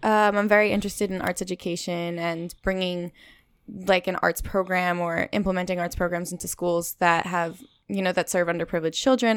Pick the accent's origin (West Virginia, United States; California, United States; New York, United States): New York, United States; New York City; moved away; I grew up in Queens, New York.